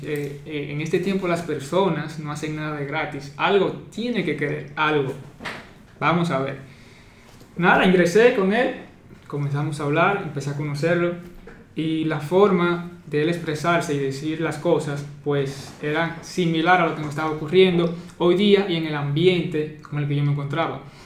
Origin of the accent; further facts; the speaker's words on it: Dominican Republic; soy dominicano y actualmente estudiante